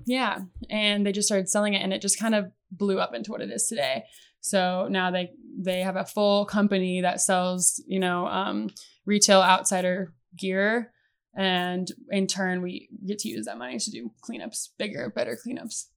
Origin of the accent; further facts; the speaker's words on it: Oskaloosa, Iowa, United States; moved away as an adult; now in Arizona, United States; I grew up in Oskaloosa, Iowa